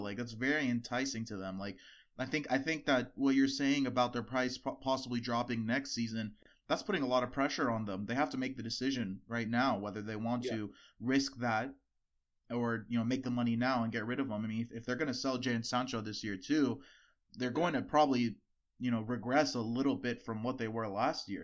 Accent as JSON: {"language": "English", "country": "United States", "said": "we're American"}